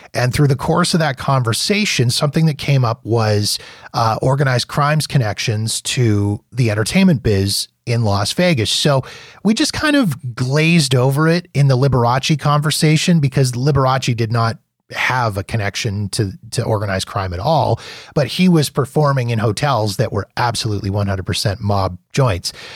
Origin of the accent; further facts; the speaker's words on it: Calgary, Alberta, Canada; I was from Calgary, um, Alberta